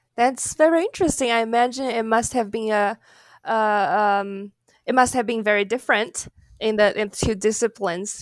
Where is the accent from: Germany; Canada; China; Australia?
China; now in United States; I grew up in China.